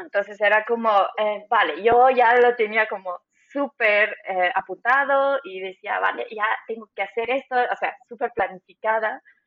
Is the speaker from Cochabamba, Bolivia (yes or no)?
yes; Cochabamba, Bolivia; moved away as an adult; also born or lived in La Paz, Bolivia / Düsseldorf, Germany; now in Stuttgart, Germany; nací en La Paz, Bolivia, y también me crié en Cochabamba, una ciudad en el centro de mi país.